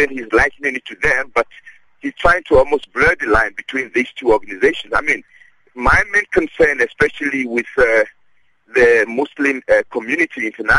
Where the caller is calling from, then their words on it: Johannesburg, Gauteng, South Africa; Yes, Akina. I'm calling from Johannesburg.